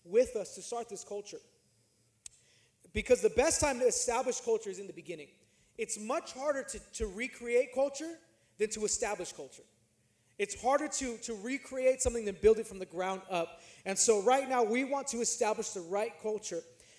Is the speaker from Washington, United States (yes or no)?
no; California, United States; I'm from California, and my neighborhood that I was living in was not a nice neighborhood.